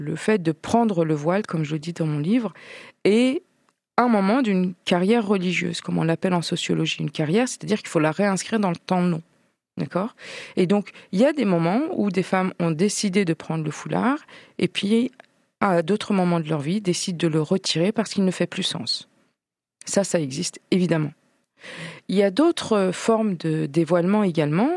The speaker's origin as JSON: {"language": "French", "town": "Troyes", "region": "Grand Est", "country": "France", "tie": "born or raised there", "moved": "yes", "lives_now": "Strasbourg, France", "said": "Je viens de Troyes, c'est c'est ma ville natale"}